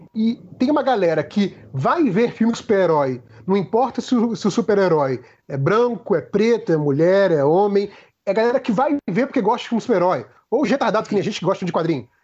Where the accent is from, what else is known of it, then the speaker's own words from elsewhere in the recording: Brazil; eu que sou um branco brasileiro